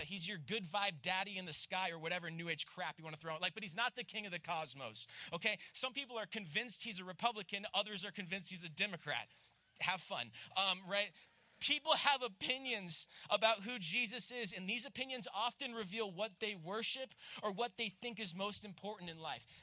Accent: Florida, United States; accent: southern; I'm from Florida

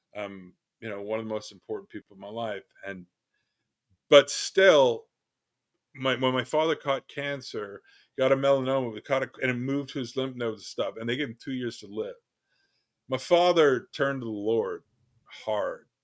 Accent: Canada; I'm a Canadian

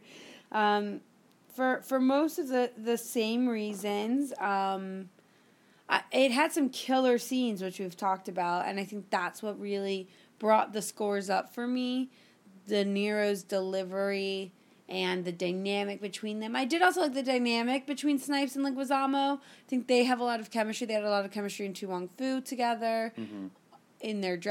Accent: Canada; I'm Canadian.

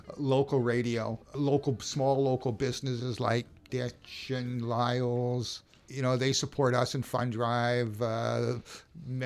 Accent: Winnipeg, Manitoba, Canada; moved away as an adult; now in Victoria, Canada; I grew up in Winnipeg

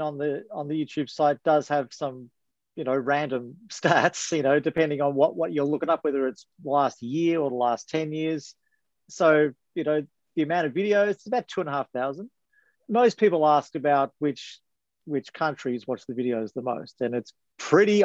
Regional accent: Melbourne, Victoria, Australia; I'm from Melbourne, Victoria

